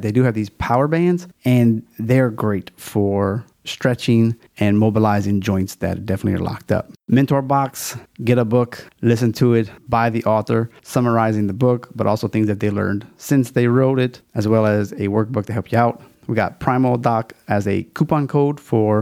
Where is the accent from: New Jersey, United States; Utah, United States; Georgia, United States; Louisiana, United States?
Louisiana, United States; It's my home state